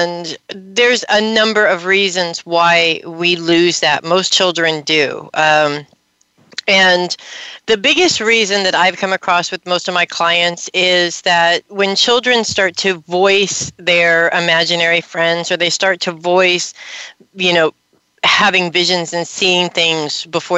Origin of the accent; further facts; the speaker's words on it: Los Angeles, California, United States; I grew up in Hollywood in the '80s